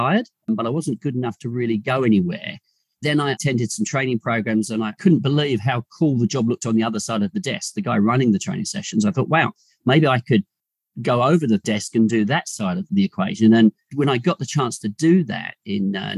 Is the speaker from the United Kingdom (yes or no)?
yes; England, United Kingdom; moved away as an adult; now in Australia; I was born in England and joined Mars in the early to mid-90s. And then I emigrated to Australia with my wife